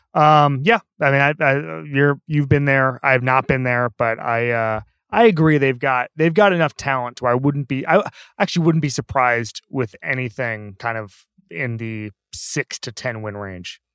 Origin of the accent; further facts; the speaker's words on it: Orlando, Florida, United States; I'm from Orlando